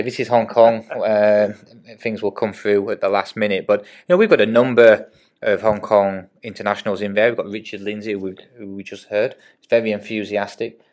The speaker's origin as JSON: {"language": "English", "region": "England", "country": "United Kingdom", "said": "as an Englishman"}